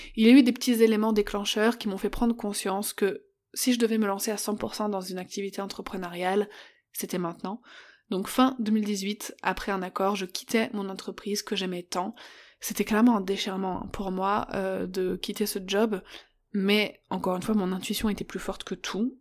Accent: Paris, Île-de-France, France; moved away as an adult; Je suis parisienne, je suis née et j'ai grandi à Paris, dix-neuvième, jusqu'à mes vingt-cinq ans

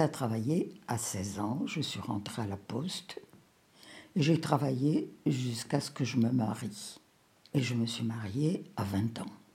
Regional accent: Rabat, Rabat-Salé-Kénitra, Morocco; moved away as an adult; now in France; Je suis née au Maroc, à Rabat. J'y ai vécu jusqu'à l'âge de 30 ans.

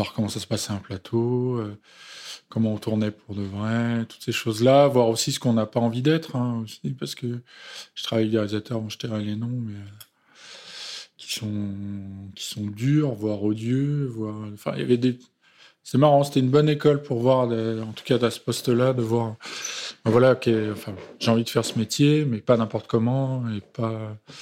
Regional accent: Romainville, Île-de-France, France; je viens du 93. Je suis romain-villois

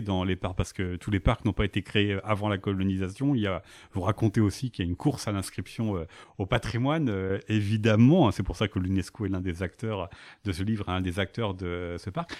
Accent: France; chez nous, en France

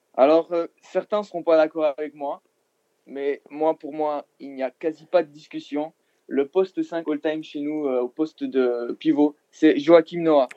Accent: Belgium; je suis belge

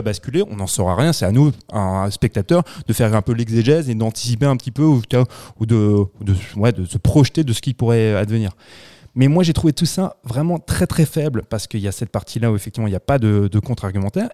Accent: France; chez nous en France

